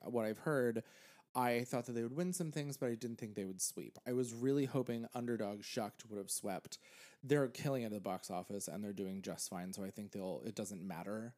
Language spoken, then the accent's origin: English; Pennsylvania, United States; now in New York, United States; I grew up in Pennsylvania